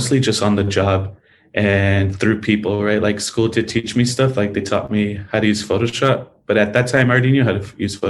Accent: El Centro, California, United States; moved away as an adult; also born or lived in Calexico; I grew up in the Valley, you know, I was there for like 20 years

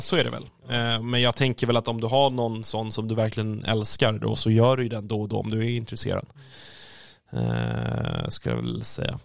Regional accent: Stockholm, Stockholm County, Sweden; som stockholmare själv

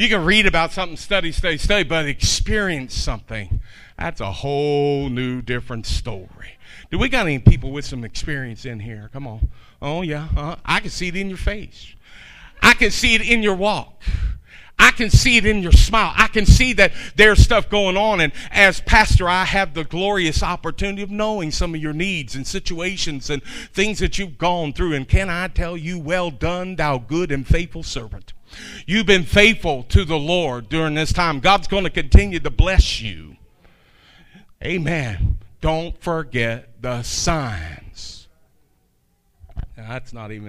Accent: Kentucky, United States; I'm from Kentucky

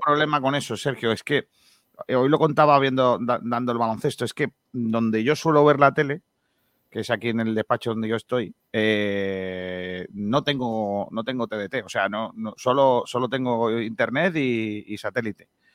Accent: Málaga, Andalusia, Spain; cuando me preguntaban de dónde eres, de, Málaga

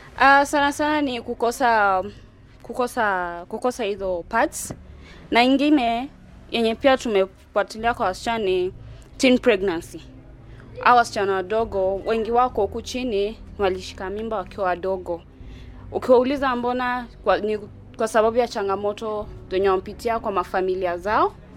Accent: Sarang'ombe, Kibra, Nairobi, Kenya; Natoka Sarang'ombe

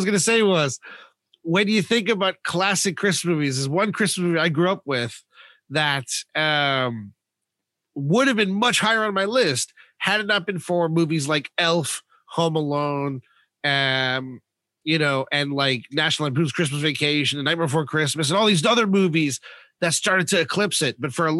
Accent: United States; moved away; I grew up in America.

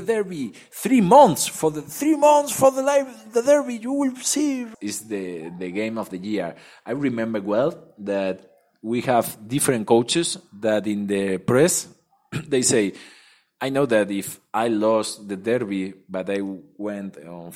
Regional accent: Madrid, Community of Madrid, Spain; English is a second language; moved away; also born or lived in Seville; I am from Madrid

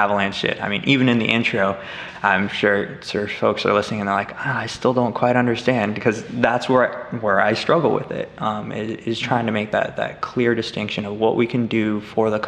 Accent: Colorado, United States; I'm actually from Colorado in the northern mountains

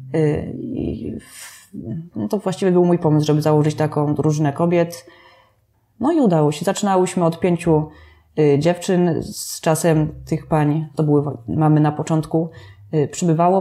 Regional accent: Staniątki, Lesser Poland, Poland; Ja ze Staniątek pochodzę

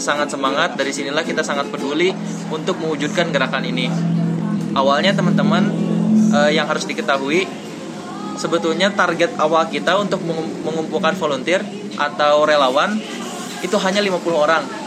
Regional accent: Cianjur, West Java, Indonesia; kita sebagai anak Cianjur

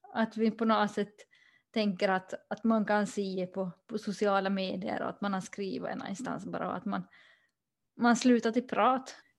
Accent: Pensala, Ostrobothnia, Finland; now in Sweden; jag är ursprungligen från Pensal i Österbotten men just nu så bor jag i Sverige

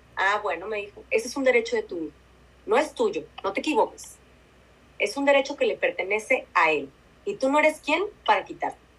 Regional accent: Mexico; nosotras como mexicanas

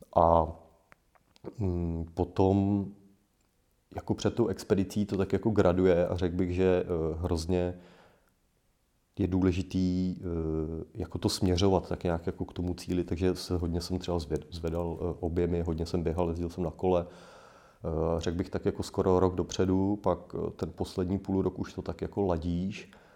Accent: Poděbrady, Central Bohemian Region, Czechia; pocházím z Poděbrat

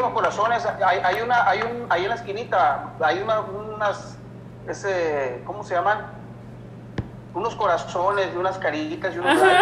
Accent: Los Mochis, Sinaloa, Mexico; Yo soy un cantante nacido y criado en Los Mochis, Sinaloa

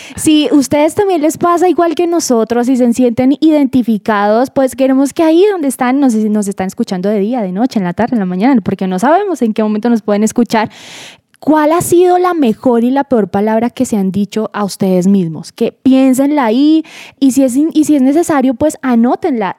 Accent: Boyacá, Colombia; now in Bogotá, Colombia; Yo no soy bogotana, yo soy boyacense, pero uno, después de vivir tanto tiempo acá, se le pegan palabras

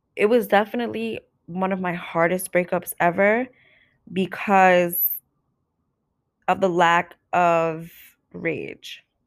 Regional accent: New York City, New York, United States; where I grew up, A K A New York City

